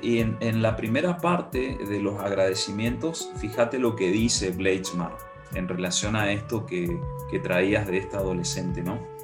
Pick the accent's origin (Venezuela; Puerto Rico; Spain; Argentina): Argentina; yo evoco mi niñez en Nintlaibaté